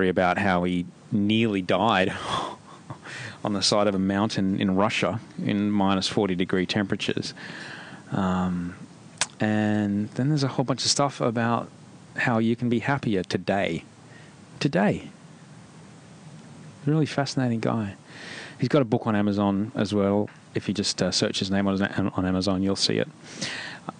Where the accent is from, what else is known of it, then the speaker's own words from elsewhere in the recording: Australia; I grew up in Australia. I went to school Australia, in Australia.